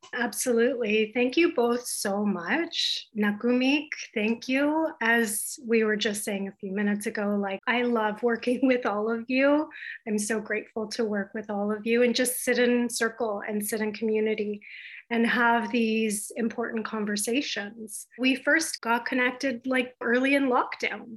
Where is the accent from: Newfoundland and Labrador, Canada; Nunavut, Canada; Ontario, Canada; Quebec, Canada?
Nunavut, Canada; Baffin Island; now in Toronto, Canada; I grew up on Baffin Island